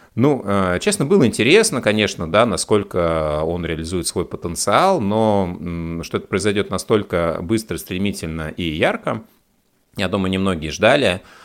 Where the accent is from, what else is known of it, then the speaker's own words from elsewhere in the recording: Russia; у нас в России